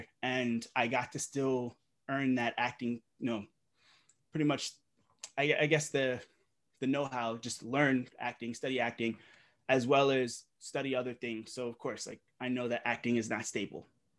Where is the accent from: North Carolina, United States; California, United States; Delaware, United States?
Delaware, United States; also born or lived in Brooklyn, New York; I was born in Brooklyn, of course, not in the best neighborhoods, but of course, my mom being a single mom, she just did what she had to do to try and get us out. And you know, she just moved us to Delaware, just her